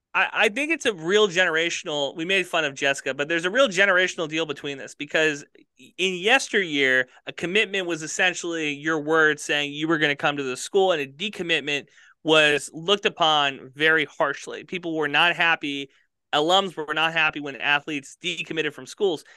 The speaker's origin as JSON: {"language": "English", "region": "North Dakota", "country": "United States", "moved": "yes", "said": "I'm coming from North Dakota"}